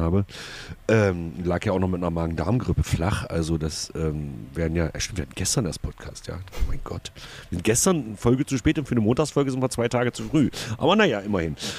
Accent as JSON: {"language": "German", "region": "East Germany", "country": "Germany", "said": "bei uns im Osten"}